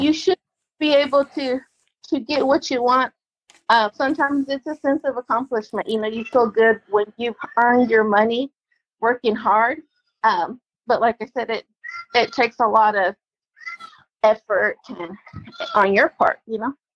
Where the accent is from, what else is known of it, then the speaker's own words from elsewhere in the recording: Oklahoma City, Oklahoma, United States; I'm from here. I'm from Oklahoma City. I was born and raised.